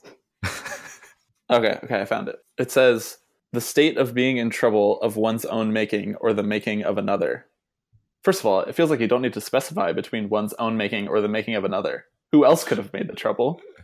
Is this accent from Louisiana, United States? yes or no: no; Washington, United States; I was born in Washington